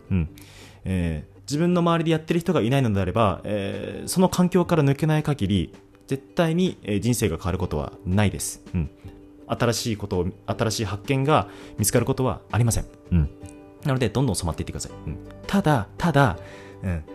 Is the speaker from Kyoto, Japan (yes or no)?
no; Sapporo, Hokkaido, Japan; moved away as an adult; now in Tokyo, Japan; 北海道のね、札幌から二十歳の頃にお笑い芸人になるために、えー、東京に上京して